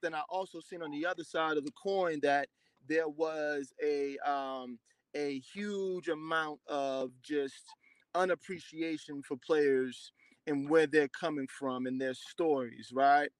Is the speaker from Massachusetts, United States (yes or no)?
yes; Boston, Massachusetts, United States; also born or lived in Randolph, Massachusetts; I'm from Dorchester. I went to school in Randolph.